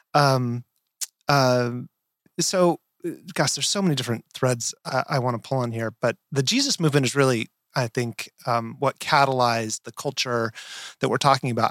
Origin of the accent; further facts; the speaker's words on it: rural Nevada, United States; I grew up in Nevada, rural